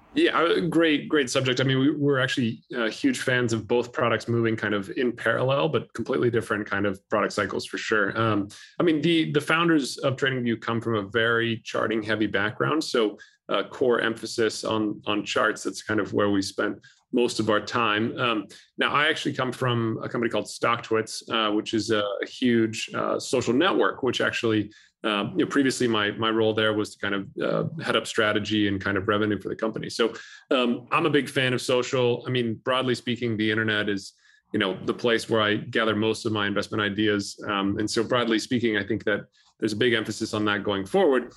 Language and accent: English; California, United States; my home state of California